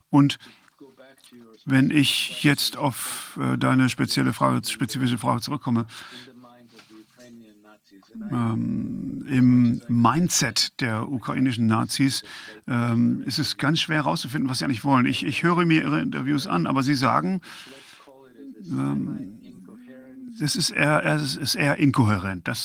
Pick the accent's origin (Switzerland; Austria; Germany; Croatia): Croatia; Ich bin Kroate und ich habe äh, im Balkankrieg 1990 äh, mitgemacht und meine äh, Eltern genauso, halb, halb.